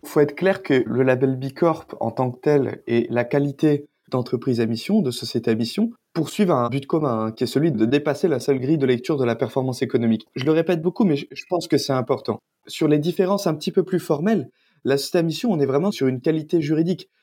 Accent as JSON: {"language": "French", "region": "south of France", "country": "France", "tie": "born or raised there", "moved": "yes", "said": "je suis originaire du sud de la France"}